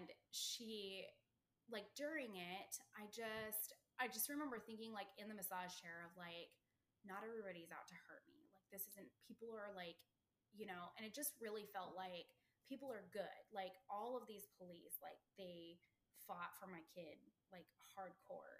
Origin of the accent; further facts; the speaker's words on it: Colorado, United States; We're from Colorado in the middle of the country where there's no water at all.